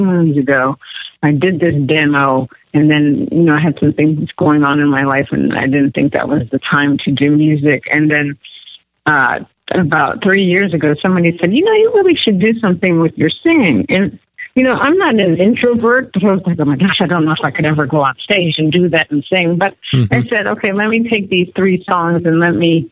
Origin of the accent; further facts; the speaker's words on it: United States; also born or lived in Bethesda, Maryland; I was actually born in the States